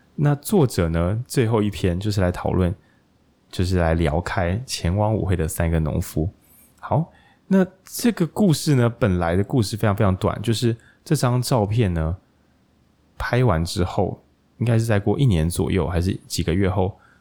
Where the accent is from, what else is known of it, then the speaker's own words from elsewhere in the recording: Taiwan; moved away; 我其实会有老家，然后在往台中其实的路上，就刚好经过那座我以前去上国中，一定会经过了一座小桥